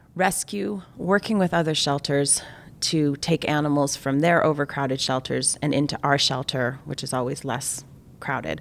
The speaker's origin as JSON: {"language": "English", "country": "Canada", "said": "I'm Canadian"}